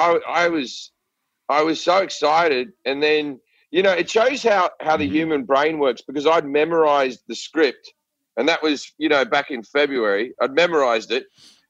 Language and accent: English; Australia; But my accent, if you're in a movie, they have to write a bit of dialogue where they go, oh, well, you know him, he's Australian, he came over here, blah, blah, blah